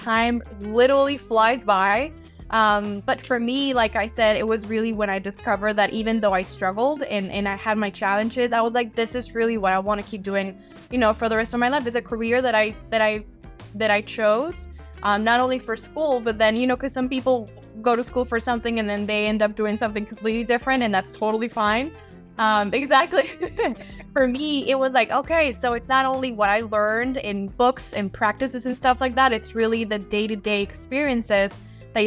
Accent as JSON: {"language": "English", "country": "Mexico", "tie": "born or raised there", "also_born_or_lived": "Rhode Island", "moved": "as an adult", "said": "I am born and raised in Mexico, so I grew up there my whole life"}